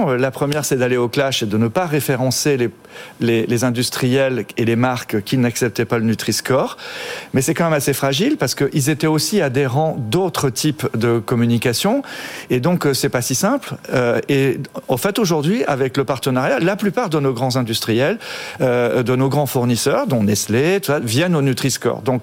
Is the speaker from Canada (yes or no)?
no; Brittany, France; breton, hein. je comprends que l'anglais, euh, petit breton.